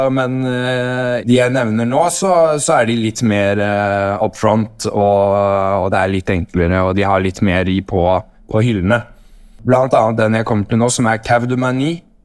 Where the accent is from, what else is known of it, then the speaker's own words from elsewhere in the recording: Norway; now in Paris, France; som nordmann